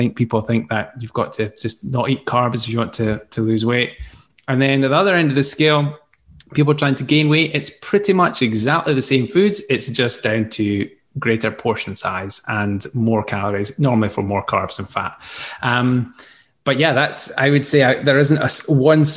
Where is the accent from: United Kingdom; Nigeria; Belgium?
United Kingdom; Scotland; accent: Scottish; this Scottish accent